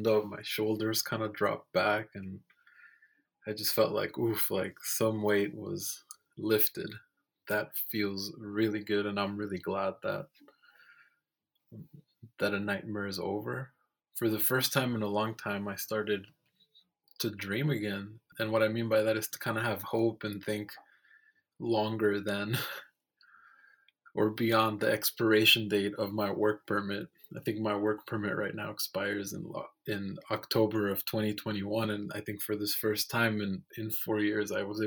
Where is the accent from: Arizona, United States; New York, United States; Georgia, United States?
Arizona, United States; I was an immigrant growing up in Arizona